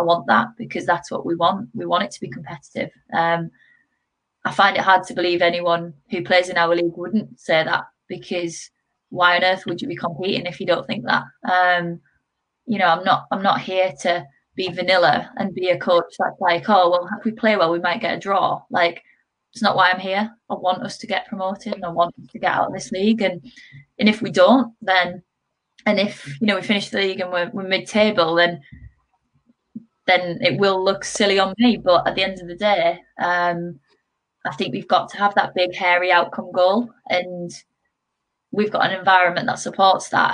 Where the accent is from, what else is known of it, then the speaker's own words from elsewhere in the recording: Middlesbrough, North East England, United Kingdom; moved away as an adult; also born or lived in Midlands / Loughborough; I am actually from Middlesbrough, so I played through their centre of excellence, and then moved away to obviously the Midlands and went to Loughborough University